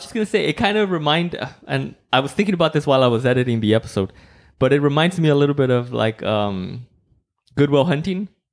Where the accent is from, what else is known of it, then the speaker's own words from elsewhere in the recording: Mexico; English is a second language; moved away; growing up in Mexico